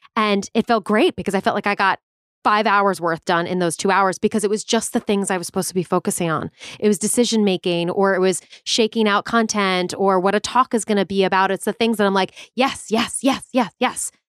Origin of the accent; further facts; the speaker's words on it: Long Island, New York, United States; moved away as an adult; now in Los Angeles, United States; I grew up on Long Island. Okay, I'm like exit 49 South off the LIE for all my LI people